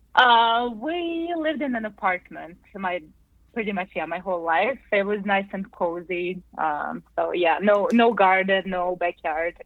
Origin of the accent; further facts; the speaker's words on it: Zagreb, City of Zagreb, Croatia; I was born and raised in the capital of Croatia, Zagreb.